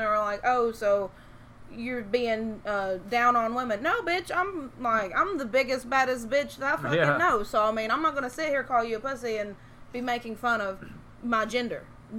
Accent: Tennessee, United States; we're from Tennessee

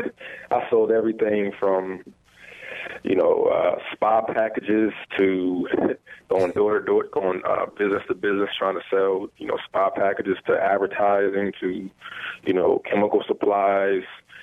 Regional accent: New Haven, Connecticut, United States; I'm originally from New Haven, Connecticut. Born in a family where I was the first person to actually graduate from high school

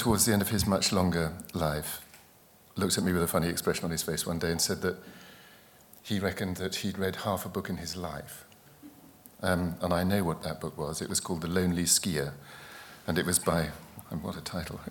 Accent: East Anglia, East of England, United Kingdom; I grew up in East Anglia.

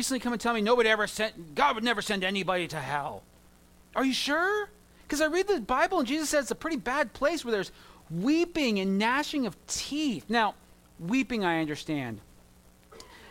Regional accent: Southern California, United States; I grew up in Southern California where gangs are a thing

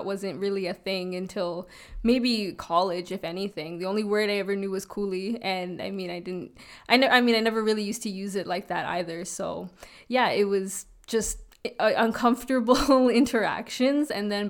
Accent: Toronto, Ontario, Canada; I grew up in North York.

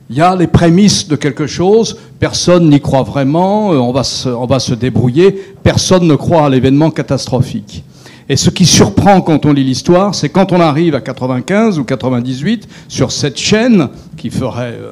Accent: France; en tant que Français, né en 1950, je n'ai jamais connu la guerre sur mon territoire.

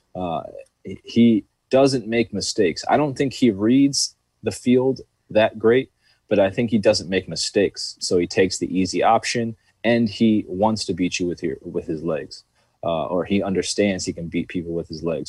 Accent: New York, United States; being from New York

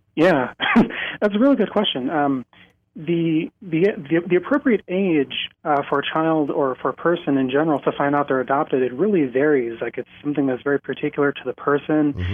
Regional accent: South Dakota, United States; I came back to my home in South Dakota

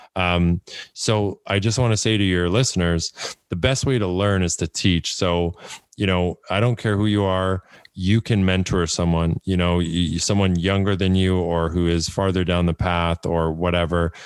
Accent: Canada; I'm from Canada

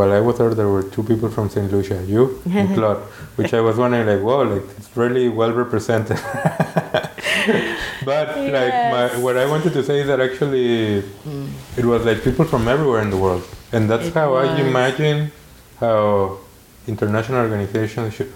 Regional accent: Mexico; me from Mexico

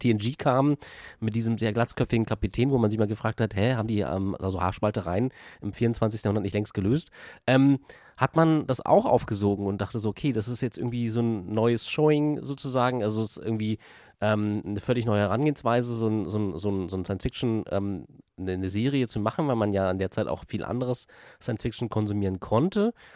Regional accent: eastern Germany, Germany; ich ja aus dem Osten des Landes komme

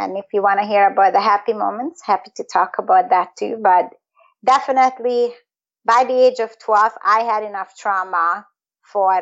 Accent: Budapest, Hungary; first language Hungarian; English is a second language; moved away as an adult; now in Toronto, Canada; growing up in Hungary, Budapest in the 1970s

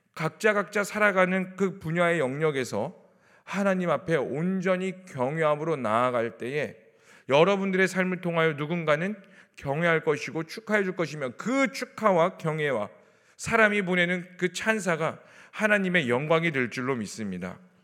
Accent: South Korea; 저 한국 사람인데

